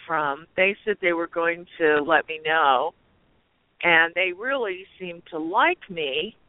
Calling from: Arizona, United States

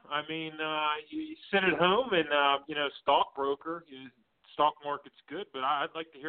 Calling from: Pittsburgh, Pennsylvania, United States; I'm calling from Pittsburgh right now, right outside, about 10 minutes outside of Pittsburgh.

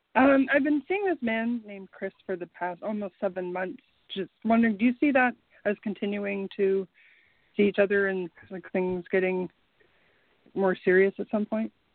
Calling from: Canada; I'm calling from Canada

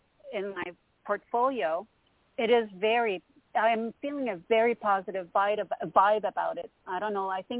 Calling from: Montreal, Quebec, Canada; Hello, Toni. This is … from Montreal, Canada.

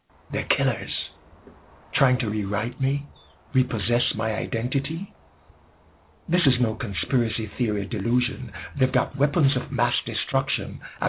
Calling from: Jamaica

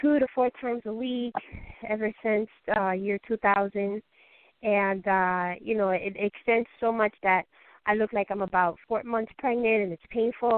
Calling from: North Carolina, United States; I'm calling from North Carolina.

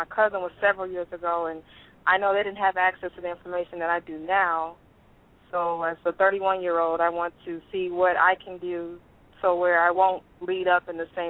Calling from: Detroit, Michigan, United States; from Detroit.

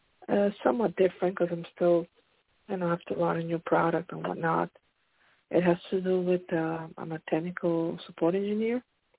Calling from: Pennsylvania, United States; This is …. I'm calling from Pennsylvania.

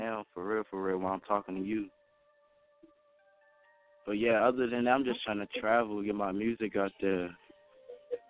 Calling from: Lynchburg, Virginia, United States; I'm calling from Lynchburg, Virginia.

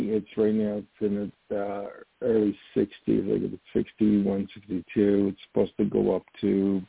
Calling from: New York, United States; I'm calling from New York.

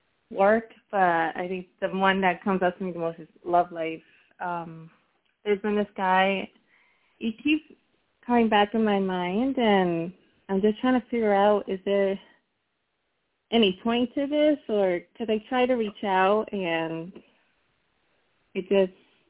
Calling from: Connecticut, United States; I'm calling from Connecticut.

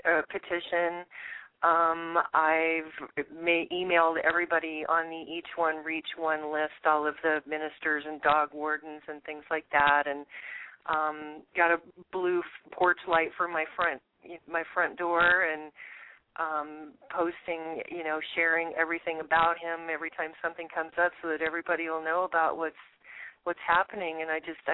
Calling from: Phoenix, Arizona, United States; I'm calling from Phoenix, Arizona.

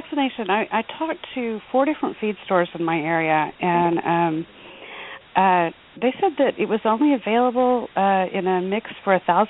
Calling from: Texas, United States; I'm calling from Texas

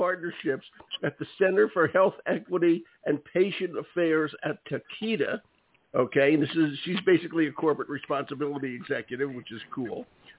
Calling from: Boston, Massachusetts, United States; I'm calling in from Boston.

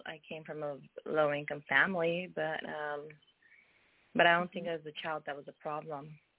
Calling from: California, United States; I'm calling from the state of California.

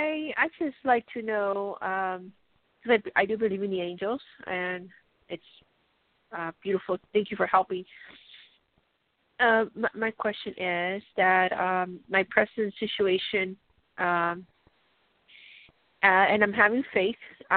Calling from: Colorado, United States

